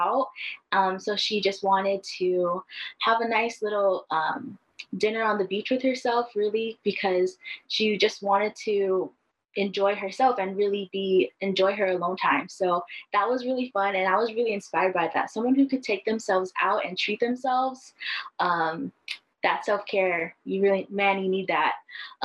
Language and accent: English; Kahuku, Hawaii, United States; also born or lived in Oregon; I'm from the North Shore of Oahu in a little town called Kahuku.